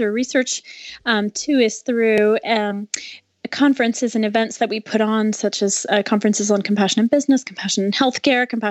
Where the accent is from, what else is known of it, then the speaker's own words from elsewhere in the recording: France; moved away as an adult; also born or lived in China; now in United States; I grew up in France, and then I moved to the U.S. for college